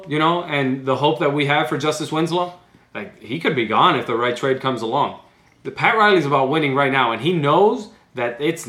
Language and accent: English; Cuba; moved away; I was born in Cuba.